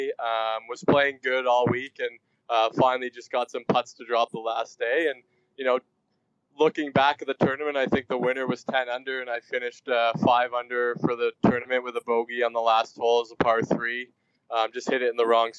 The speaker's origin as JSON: {"language": "English", "country": "Canada", "tie": "born or raised there", "said": "growing up in Canada, you're pretty much born with a pair of skates on your feet"}